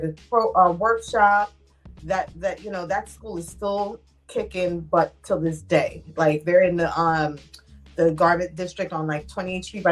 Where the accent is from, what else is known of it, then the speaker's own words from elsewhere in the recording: New York City, New York, United States; also born or lived in Atlanta; I'm from Brooklyn, New York.